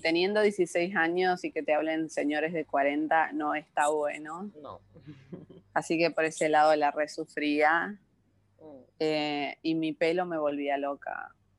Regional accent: San Luis, Argentina; now in Buenos Aires, Argentina; nací en la ciudad de San Luis, que queda a 800 kilómetros de capital de, Buenos Aires, que es donde vivo ahora

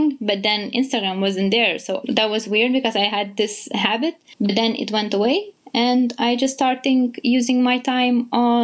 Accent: Vilnius, Lithuania; I am from Vilnius, Lithuania.

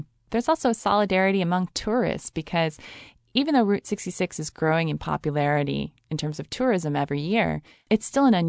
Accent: Chicago, Illinois, United States; also born or lived in Los Angeles; I was living in Los Angeles at the time, and I'm from Chicago.

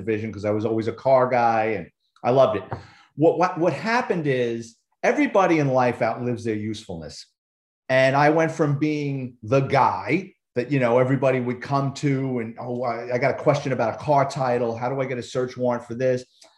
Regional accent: New York City, New York, United States; I'm a Bronx kid, born and raised in New York City.

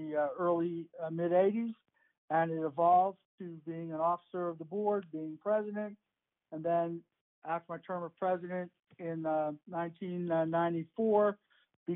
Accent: Manchester, New Hampshire, United States; moved away as an adult; now in West Virginia, United States; I grew up in Manchester, New Hampshire, in high school, in the late 60s, early 70s

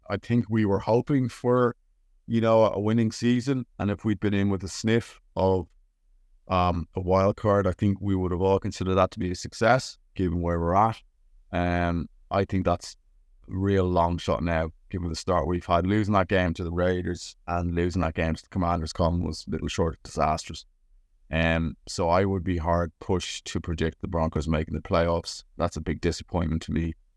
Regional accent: Ireland; I am Irish

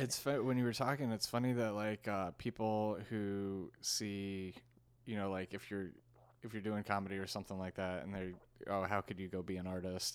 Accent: Washington, District of Columbia, United States; born or raised there; also born or lived in New York; now in Los Angeles, United States

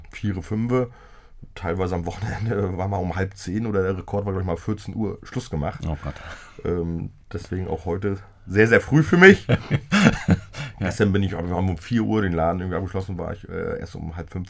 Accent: Greifswald, Mecklenburg-Vorpommern, Germany; Also so kenne ich das eigentlich auch aus meiner Heimatstadt Greifswald.

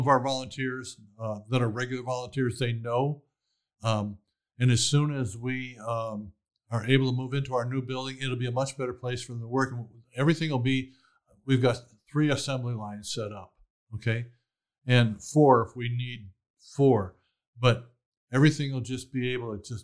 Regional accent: Chicago, Illinois, United States; now in Waco, United States; I grew up in poverty in Chicago

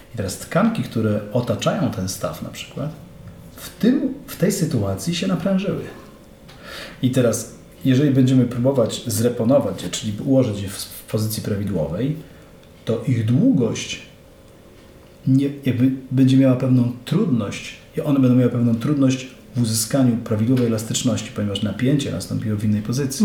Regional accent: Mielec, Subcarpathian Voivodeship, Poland; Szliśmy z, chyba z rodzicami na spacer jednym z, jedną z alejek u nas w Mielcu

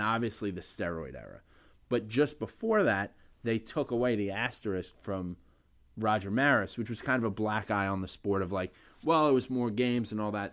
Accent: New York City, New York, United States; growing up in the Bronx

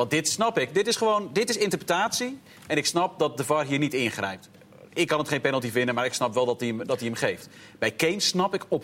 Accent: England, United Kingdom; born there; ik ben geboren in Engeland en nou, ben ik niet een enorme fan van het Engels voetbal

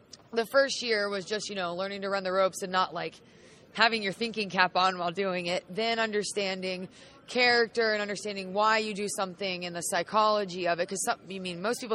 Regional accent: Charlotte, North Carolina, United States; I'm from Charlotte, North Carolina.

